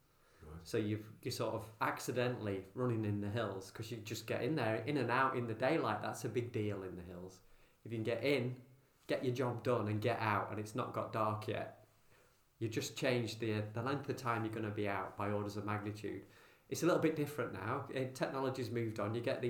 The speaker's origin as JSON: {"language": "English", "town": "Morecambe", "region": "North West England", "country": "United Kingdom", "moved": "as an adult", "lives_now": "Liverpool, United Kingdom", "said": "I'm from Morecambe, a little bit further north"}